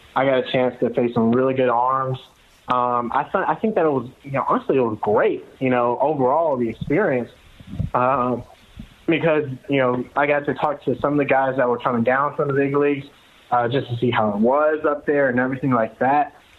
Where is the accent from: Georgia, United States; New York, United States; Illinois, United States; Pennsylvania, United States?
Georgia, United States; outside of Atlanta; I'm from outside of Atlanta